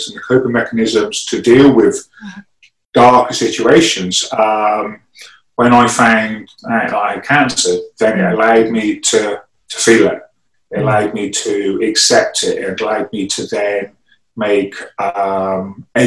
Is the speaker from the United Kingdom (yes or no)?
yes; England, United Kingdom; first language English; I speak English because I was born in England